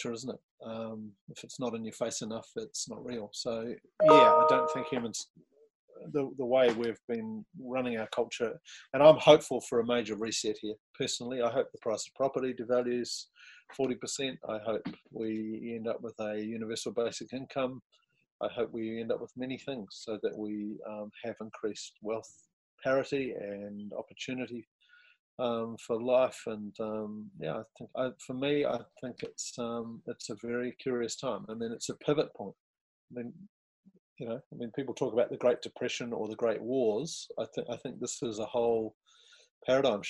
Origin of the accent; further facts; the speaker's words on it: New Zealand; As a New Zealander